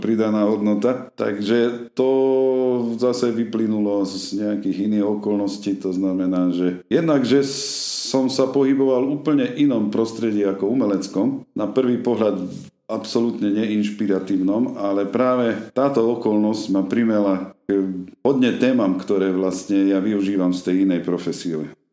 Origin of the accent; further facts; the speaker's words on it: Košice, Košice Region, Slovakia; moved away as an adult; also born or lived in Stará Ľubovňa; now in Hniezdne, Slovakia; Pochádzam z Košíc pôvodne a koncom sedemdesiatych rokov som sa presťahoval aj s rodinou do týchto končín